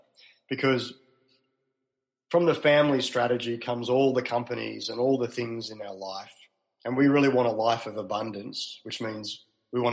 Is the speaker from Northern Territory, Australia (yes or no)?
no; Melbourne, Victoria, Australia; moved away as an adult; also born or lived in Sydney; now in Melbourne, Australia; So I'm from Melbourne originally